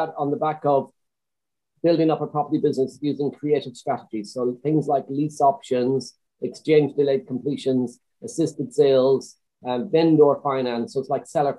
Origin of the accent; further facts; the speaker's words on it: Swinford, Connacht, Ireland; now in United Kingdom; I grew up in Swinford